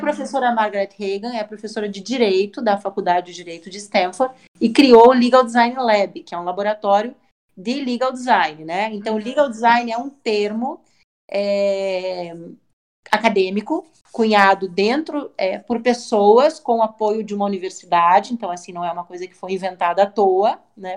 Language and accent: Portuguese; Curitiba, Paraná, Brazil; also born or lived in São Paulo; Também sou curitibana, né, moro em Curitiba hoje